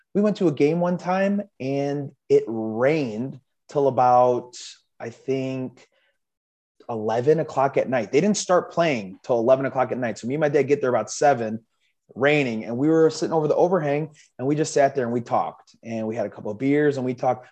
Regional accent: Chicago, Illinois, United States; I was uh, born and raised in Chicago, um, lived in the suburbs, you know, 40 minutes outside of Chicago most of my life

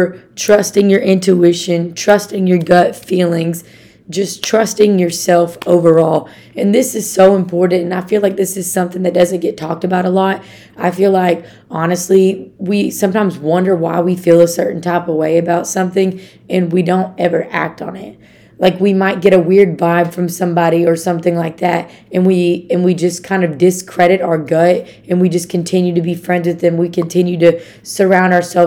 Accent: Arkansas, United States; I'm from Arkansas.

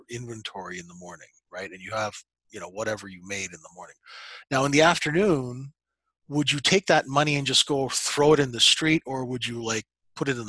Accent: Saskatchewan, Canada; I was raised in Saskatchewan

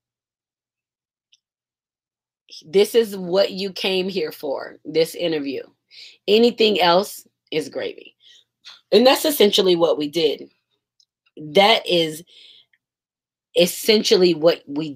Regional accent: Georgia, United States; now in Florida, United States; I'm a Georgia peach. I live in Florida, but I'm from Georgia.

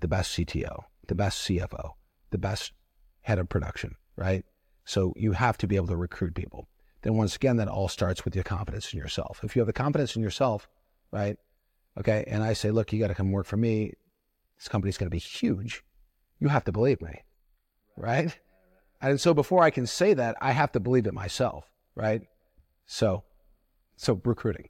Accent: Toledo, Ohio, United States; growing up in Toledo, Ohio

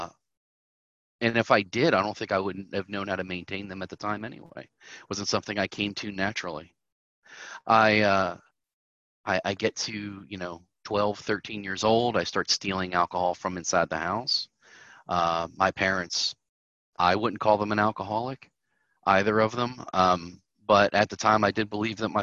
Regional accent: Southern Maryland, United States; I am from Southern Maryland.

